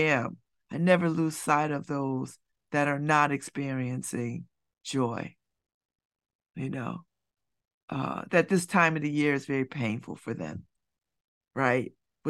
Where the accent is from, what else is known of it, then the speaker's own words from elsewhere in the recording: Connecticut, United States; when I was a kid growing up, you know, and I lived in Church Street South. I grew up in Church Street South.